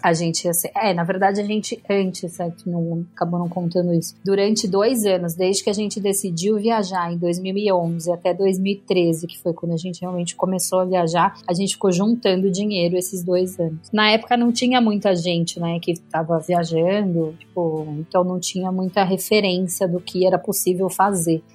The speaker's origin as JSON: {"language": "Portuguese", "region": "São Paulo", "country": "Brazil", "tie": "born or raised there", "said": "eu morava no Brooklyn a vida inteira"}